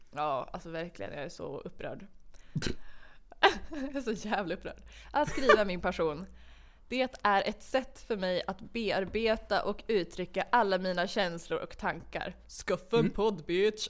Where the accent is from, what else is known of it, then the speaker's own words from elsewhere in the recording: Umeå, Västerbotten County, Sweden; moved away as an adult; jag flyttade tillbaka till Umeå som är min hemstad